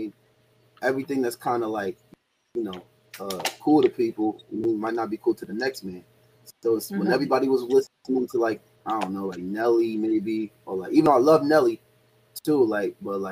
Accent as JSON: {"language": "English", "town": "Yonkers", "region": "New York", "country": "United States", "also_born_or_lived": "Bronx, New York", "said": "I'm from Yonkers, but originally from the Bronx too"}